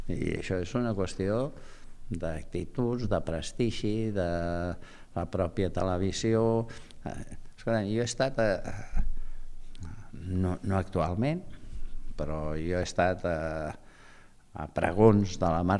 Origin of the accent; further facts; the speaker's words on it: Barcelona, Catalonia, Spain; born there; He nascut a l'Eixample i visc a Sant Gervasi.